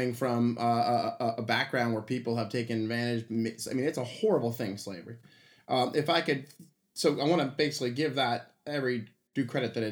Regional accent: Cleveland Heights, Ohio, United States; moved away; I'm from Cleveland Heights. That's a 70% black neighborhood

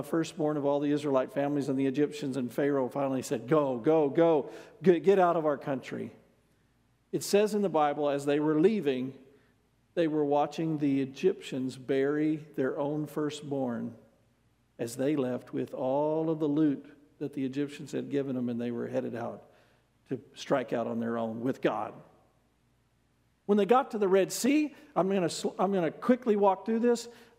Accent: United States; as an American

